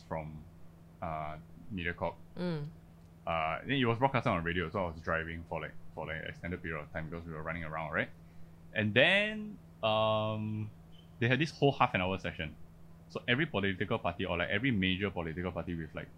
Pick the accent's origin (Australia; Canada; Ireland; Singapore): Singapore; also born or lived in Malaysia; I was born in Malaysia. I'm pretty much raised Singaporean